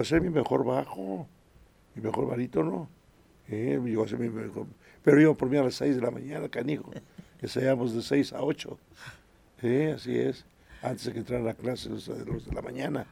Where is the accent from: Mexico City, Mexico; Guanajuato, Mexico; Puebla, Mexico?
Puebla, Mexico; also born or lived in Santiago Acatlán, Puebla; estuve ahí hasta los siete años. A los siete años vine para la ciudad de Puebla